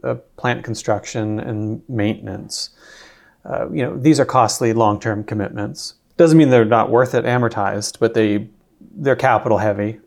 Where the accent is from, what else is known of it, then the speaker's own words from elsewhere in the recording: Peterborough, Ontario, Canada; I'm from Peterborough